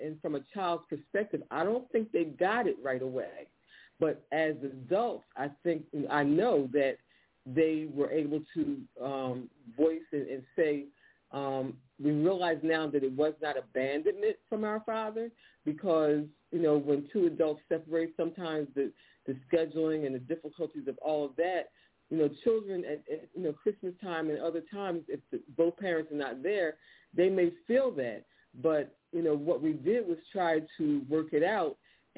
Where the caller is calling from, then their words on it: Philadelphia, Pennsylvania, United States; I'm calling from Philadelphia.